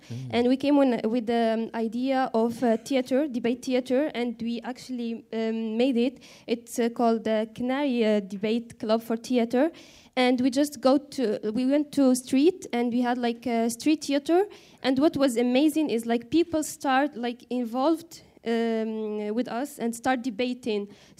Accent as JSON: {"language": "English", "country": "Morocco", "said": "from Morocco."}